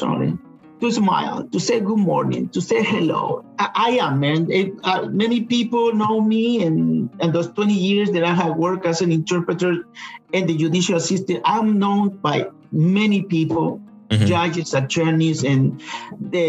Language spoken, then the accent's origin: English; Chile; English is a second language; now in Georgia, United States; I'm originally from Chile